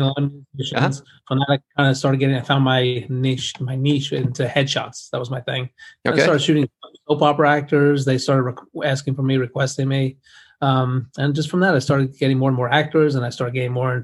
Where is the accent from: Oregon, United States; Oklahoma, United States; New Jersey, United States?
New Jersey, United States; I'm from New Jersey, and I live in New Jersey, but the studio is in New York